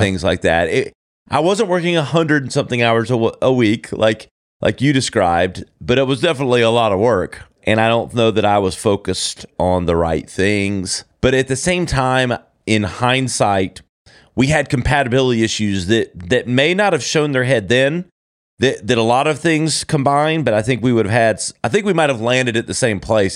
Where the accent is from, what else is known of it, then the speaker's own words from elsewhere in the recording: Easley, South Carolina, United States; moved away; also born or lived in Greenville, South Carolina; born and, and brought up in a small little town called Easley, South Carolina